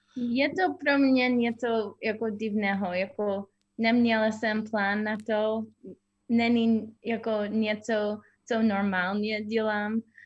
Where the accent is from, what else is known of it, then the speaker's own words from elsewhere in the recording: California, United States; Czech is a second language; moved away as an adult; also born or lived in Virginia; now in Czech Republic; jsem z Kalifornii